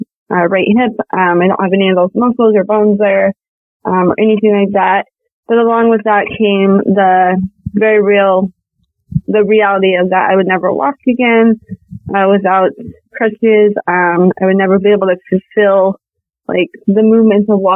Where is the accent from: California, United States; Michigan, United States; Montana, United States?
Montana, United States; I am from Montana